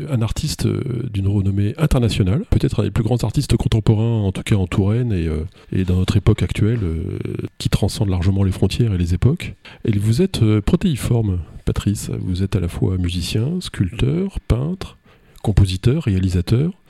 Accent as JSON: {"language": "French", "region": "St. Gallen", "country": "Switzerland", "tie": "born or raised there", "lives_now": "Vevey, Switzerland", "said": "Je suis né en Saint-Gall, oui, en Suisse."}